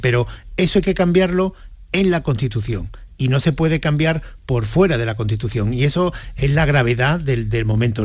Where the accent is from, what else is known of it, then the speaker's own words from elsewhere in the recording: Spain; como españoles